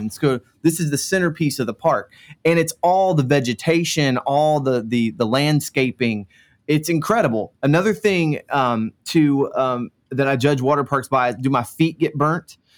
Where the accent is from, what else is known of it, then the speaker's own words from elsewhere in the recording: Central Florida, United States; I grew up in Central Florida